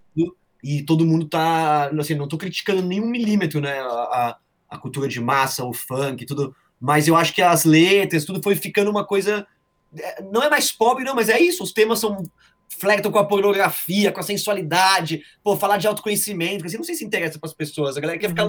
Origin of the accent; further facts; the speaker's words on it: São Paulo, Brazil; now in Carapicuíba, Brazil; Eu sou cidadão santamarense, cara, eu não posso trair aí eu vim pra Carapicuíba aqui, mas, cara, eu sou de Santo Amaro